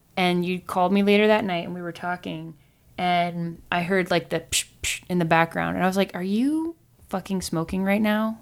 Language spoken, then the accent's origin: English; Midwest, United States; growing up in America, being a Midwestern girl